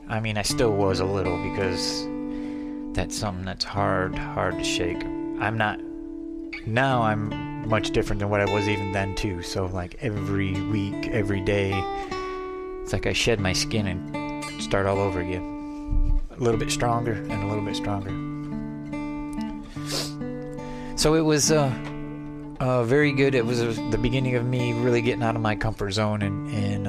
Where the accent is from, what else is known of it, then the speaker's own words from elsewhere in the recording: Adrian, Michigan, United States; moved away as an adult; now in Arizona, United States; that was in Adrian, Michigan, my hometown, at the Adrian Eagles